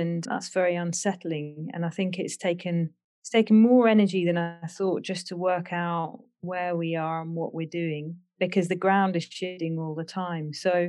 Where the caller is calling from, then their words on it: Wales, United Kingdom; I'm joining you from Tiratnaloka Retreat Centre, which is a women's retreat centre in Wales